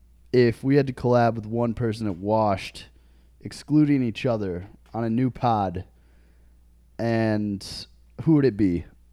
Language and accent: English; Michigan, United States; now in Chicago, United States; Him and I are some like-minded individuals, both from Michigan.